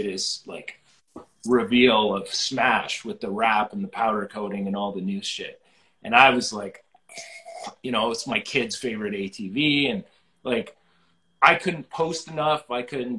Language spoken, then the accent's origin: English; Wainfleet, Ontario, Canada; I grew up in Waynefleet